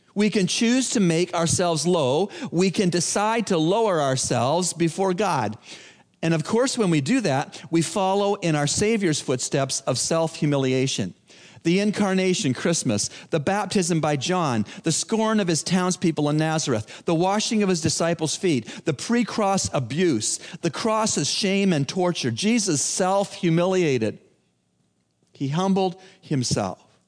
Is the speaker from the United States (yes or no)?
no; Toronto, Ontario, Canada; I'm from Toronto